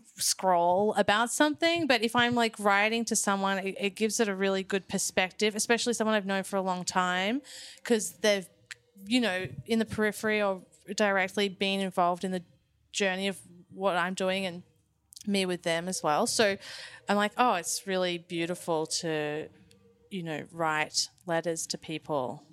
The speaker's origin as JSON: {"language": "English", "area": "Phillip Island", "region": "Victoria", "country": "Australia", "tie": "born or raised there", "moved": "yes", "said": "I grew up on Phillip Island"}